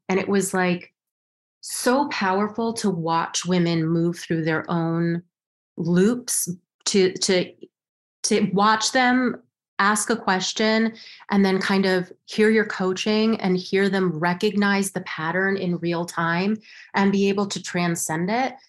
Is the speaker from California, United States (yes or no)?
no; Los Alamos, New Mexico, United States; moved away as an adult; now in New York, United States; I grew up in Los Alamos, New Mexico